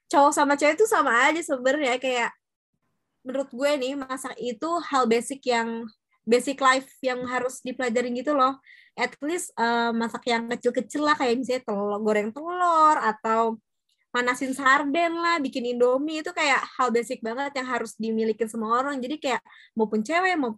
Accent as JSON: {"language": "Indonesian", "region": "Java", "country": "Indonesia", "said": "Jadi kan gue orang Jawa nih, Jawa Tulen gitu kan."}